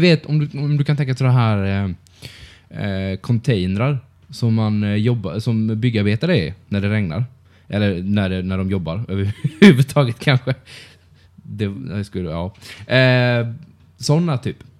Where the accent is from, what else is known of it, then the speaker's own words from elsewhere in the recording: Karlskrona, Blekinge, Sweden; moved away; min hemstad